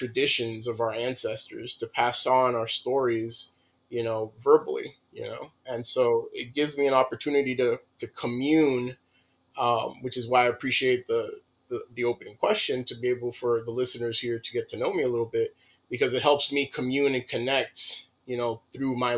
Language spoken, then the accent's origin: English; Miami, Florida, United States; I was born in Alapata, which, you know, is a mixed. It has consistently become an area of Latinidad